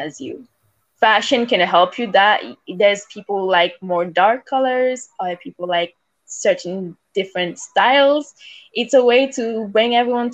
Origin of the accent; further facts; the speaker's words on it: Gonaïves, Artibonite, Haiti; first language Haitian Creole; English is a second language; also born or lived in Port-au-Prince, Haiti / Montreal, Canada; now in Scarborough, Canada; But I grew up in Gonaïves, which is very beautiful.